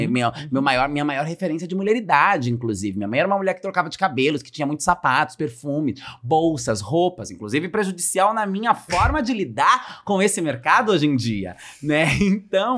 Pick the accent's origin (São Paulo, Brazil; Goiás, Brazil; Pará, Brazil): São Paulo, Brazil; Francisco Morato; cresci nesse lugar em Francisco Morato, região metropolitana de São Paulo, cidade periférica